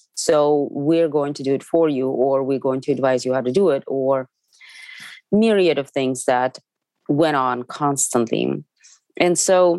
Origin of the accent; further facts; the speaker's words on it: Moscow, Russia; now in United States; I'm from Moscow. I grew up on theater